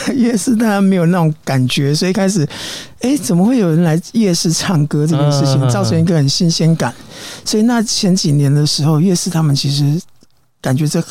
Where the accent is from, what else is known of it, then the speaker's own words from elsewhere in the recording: Taiwan; 有有些英文老歌，然后有些就是民歌啊，然后有早期的台湾民谣。啊，本身我是客家人，我也会唱一些客家歌哦。